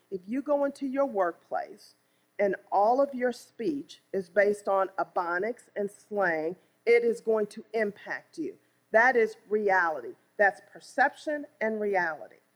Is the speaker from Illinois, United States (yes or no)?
yes; East St. Louis, Illinois, United States; I was born and raised in East St. Louis, Illinois.